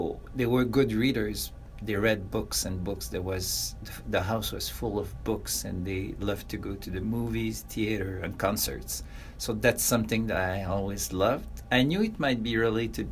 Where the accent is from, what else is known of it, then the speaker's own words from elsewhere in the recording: south shore of Montreal, Quebec, Canada; I was born in Montreal, but I was raised on the south shore of Montreal, which is very close to the city